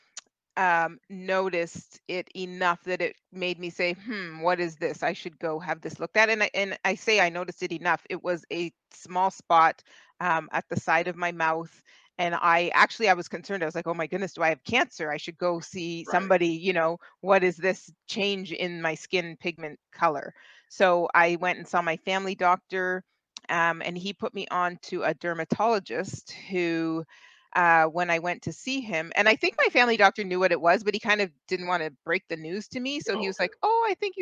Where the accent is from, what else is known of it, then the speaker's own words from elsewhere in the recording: Ontario, Canada; I am from Canada. I'm about an hour west of Toronto